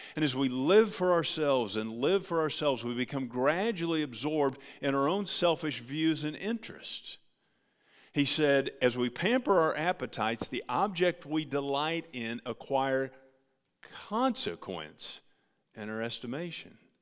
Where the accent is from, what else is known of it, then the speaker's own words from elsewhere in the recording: United States; As American Christians